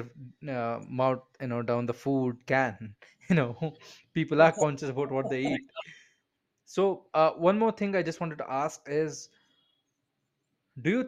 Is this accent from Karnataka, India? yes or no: yes; Bangalore, Karnataka, India; I'm from India. I'm from Bangalore